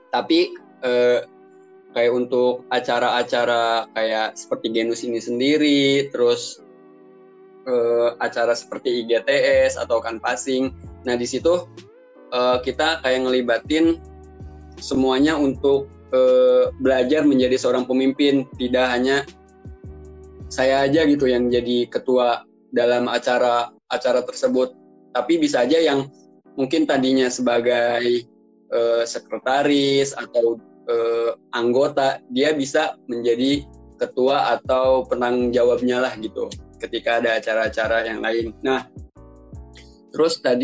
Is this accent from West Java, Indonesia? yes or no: yes; Subang, West Java, Indonesia; Forum Komunikasi Keluarga Urang Subang ya mungkin itu asalnya Subang Jawa Barat gitu